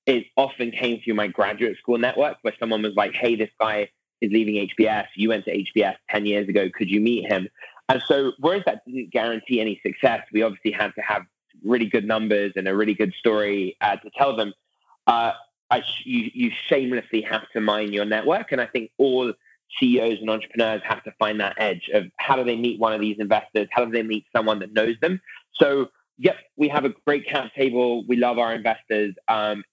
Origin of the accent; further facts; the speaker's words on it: United Kingdom; moved away as an adult; now in Silicon Valley, United States; as a British person moving to Silicon Valley in 2012